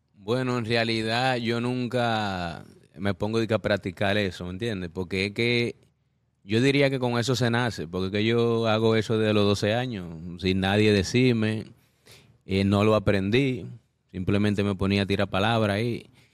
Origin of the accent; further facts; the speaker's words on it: Dominican Republic; también vengo de República Dominicana